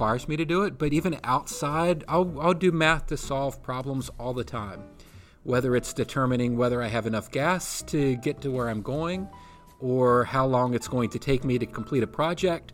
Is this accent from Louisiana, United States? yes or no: no; Rockingham County, Virginia, United States; now in Hanover County, United States; I grew up in Rockingham County up in the mountains